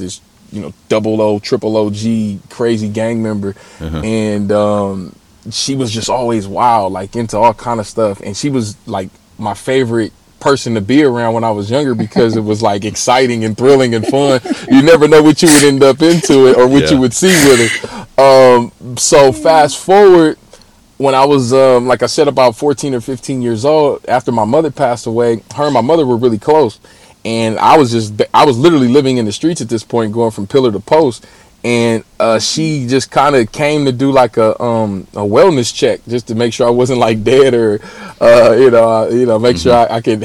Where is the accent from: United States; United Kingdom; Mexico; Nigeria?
United States; Los Angeles, California; I'm actually from South Central Los Angeles, born and raised